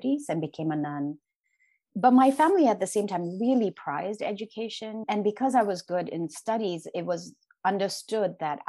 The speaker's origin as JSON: {"language": "English", "region": "Sikkim", "country": "India", "tie": "born or raised there", "said": "I was born in the Eastern Himalayas in a small place called Sikkim, which used to be a Buddhist kingdom"}